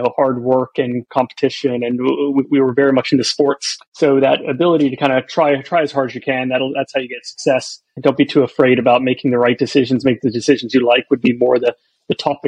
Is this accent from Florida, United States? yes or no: yes; Florida, United States; also born or lived in Alabama; I was born in America, so I was born in Alabama, grew up in Florida